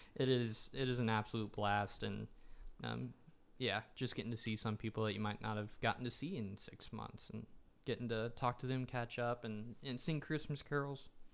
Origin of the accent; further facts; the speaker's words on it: Nashville, Tennessee, United States; growing up in Nashville, everyone in my family is a musician